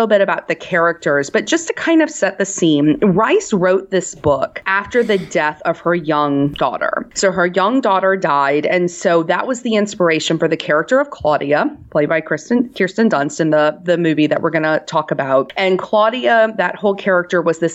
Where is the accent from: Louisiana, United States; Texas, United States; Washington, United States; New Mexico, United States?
Louisiana, United States; New Orleans; I'm from New Orleans